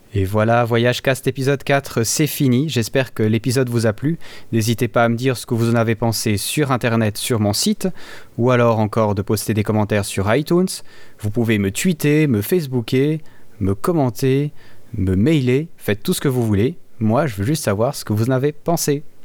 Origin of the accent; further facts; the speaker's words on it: Switzerland; je suis suisse, j'aime bien mon pays